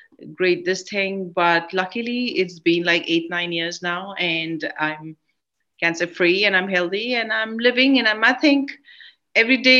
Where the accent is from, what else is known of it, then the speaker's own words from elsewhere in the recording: India; I am an Indian film actress and been working for the last 30 years in the cinemas